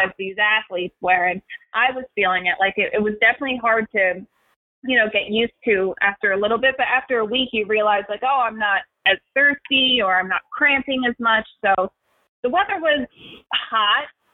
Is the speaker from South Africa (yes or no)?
no; Philadelphia, Pennsylvania, United States; I'm from Philadelphia, I'm from the East Coast